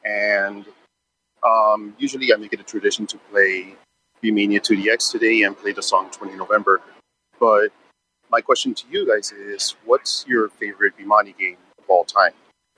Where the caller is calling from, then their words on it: Miami, Florida, United States; Hey, Jeff and Ben. This is Jose from Miami. Just on my way back home from work